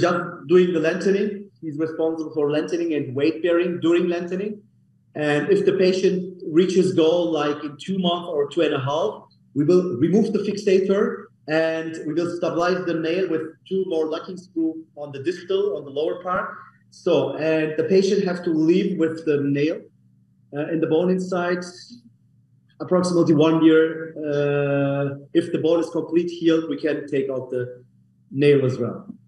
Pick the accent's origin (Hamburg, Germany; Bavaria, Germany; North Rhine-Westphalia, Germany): Bavaria, Germany; Munich; English is a second language; moved away as an adult; now in Istanbul, Turkey; I was born in Germany, by the way, in Munich. I'm from Munich, as, as Germany, Germany, Munich originally.